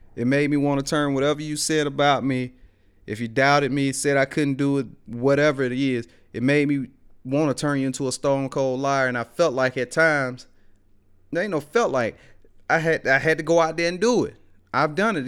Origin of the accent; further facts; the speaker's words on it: Greensboro, Alabama, United States; growing up in West Alabama, out there in Greensboro, man, one of them small towns where everybody know everybody.